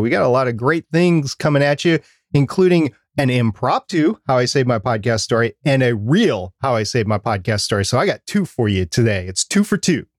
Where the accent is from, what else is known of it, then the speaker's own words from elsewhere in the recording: Minnesota, United States; I'm from Minnesota